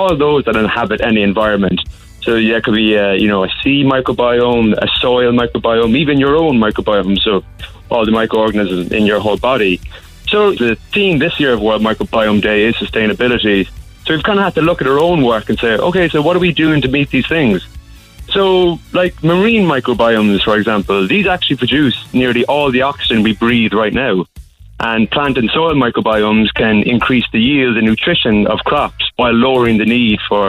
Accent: Cork, Munster, Ireland; I'm from the Lough originally, and now I live up at St. Luke's.

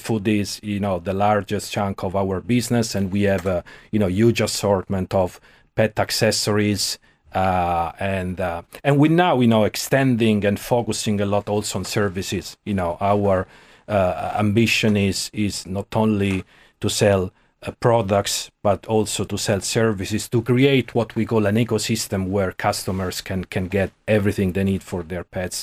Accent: Rome, Lazio, Italy; moved away as an adult; also born or lived in Milan; now in Ireland; I was born in Rome. I grew up there, lived for 30 years

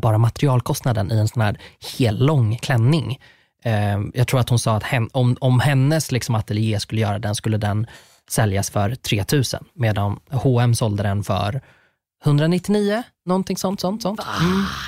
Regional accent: Sweden; Jag är uppvuxen på landet

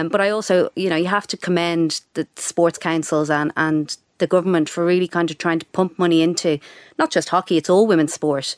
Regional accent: Dublin, Leinster, Ireland; moved away as an adult; also born or lived in United Kingdom; I grew up in Sandy Mount, went to school in Donnybrook, went to U C D, I'd never really flown the nest

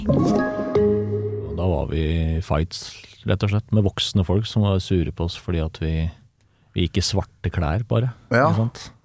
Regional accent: Nannestad, Akershus, Norway; Jeg kommer fra Nannestad

